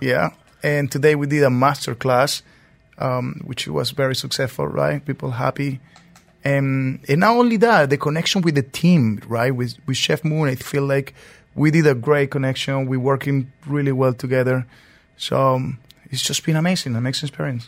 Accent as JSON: {"language": "English", "region": "Mérida", "country": "Venezuela", "tie": "born or raised there", "also_born_or_lived": "Lima, Peru", "moved": "as an adult", "lives_now": "New York, United States", "said": "I'm born and raised in Venezuela, Merida"}